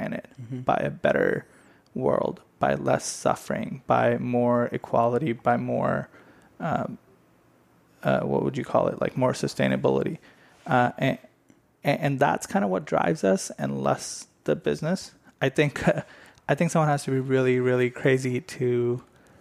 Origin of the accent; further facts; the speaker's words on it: India; now in United States; I grew up in India